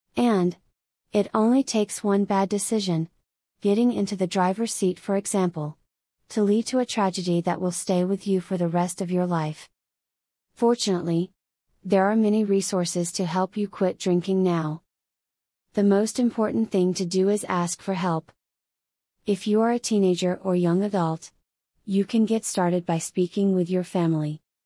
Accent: Florida, United States; my home state of Florida

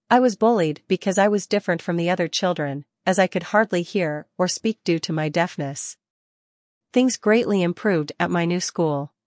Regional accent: Hamburg, Germany; I was born and raised in Hamburg, Germany.

